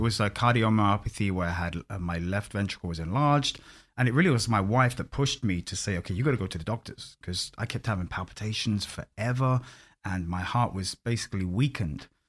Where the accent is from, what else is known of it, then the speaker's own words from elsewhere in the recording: London, United Kingdom; moved away as an adult; also born or lived in Orlando, United States; I'm born and bred in London